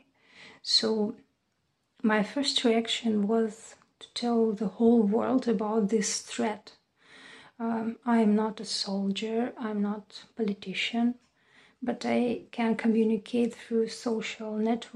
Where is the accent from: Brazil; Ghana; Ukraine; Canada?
Ukraine; Dnipro, Dnipropetrovsk Oblast; moved away as an adult; now in Chernivtsi, Ukraine; My hometown is Dnipro